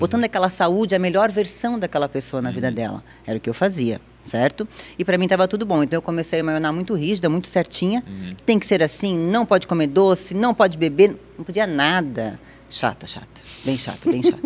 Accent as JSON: {"language": "Portuguese", "town": "Blumenau", "region": "Santa Catarina", "country": "Brazil", "tie": "born or raised there", "said": "Eu nasci aqui em Blumenau, minha mãe é de cidade de Sombrio"}